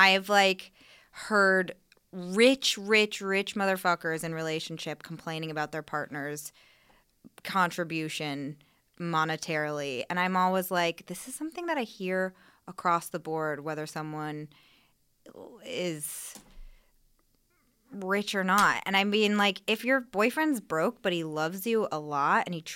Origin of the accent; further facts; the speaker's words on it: Northern California, United States; I'm from Northern California, and I went to West Marin.